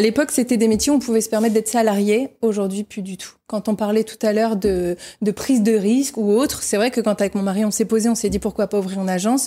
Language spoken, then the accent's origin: French; north of France, France; moved away as an adult; now in Réunion, France; je suis originaire du nord de la France, des parents ouvriers